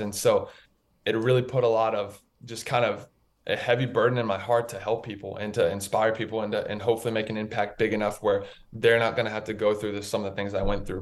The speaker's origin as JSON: {"language": "English", "town": "Raleigh", "region": "North Carolina", "country": "United States", "tie": "born or raised there", "said": "I'm from Raleigh, North Carolina. I grew up in uh, in North Carolina"}